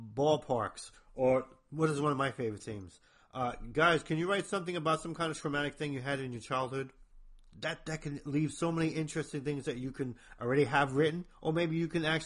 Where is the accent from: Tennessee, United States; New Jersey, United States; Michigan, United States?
New Jersey, United States; I'm from New Jersey, if I got a weird accent